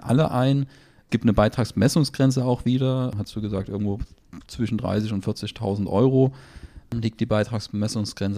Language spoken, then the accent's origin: German; Germany; bei uns in Deutschland